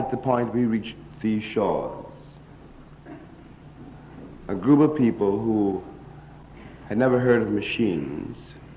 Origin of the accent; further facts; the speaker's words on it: New York City, New York, United States; as we say in Harlem